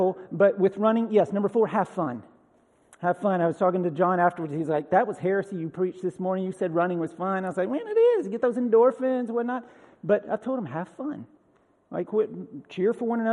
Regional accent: Bartow County, Georgia, United States; now in Tennessee, United States; Tennessee's not my first home. I grew up in Bartow County, Georgia.

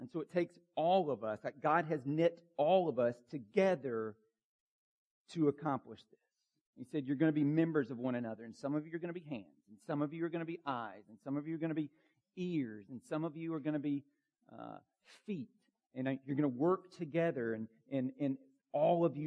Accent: Bartow County, Georgia, United States; Where I grew up in Bartow County, Georgia

